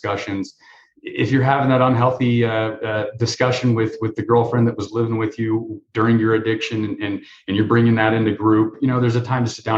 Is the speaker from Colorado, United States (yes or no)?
yes; Denver, Colorado, United States; I grew up in Denver